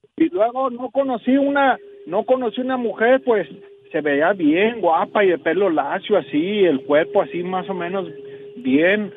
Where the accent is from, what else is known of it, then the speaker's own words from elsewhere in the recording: Las Guásimas, Colima, Mexico; moved away; las Guasimas, Colima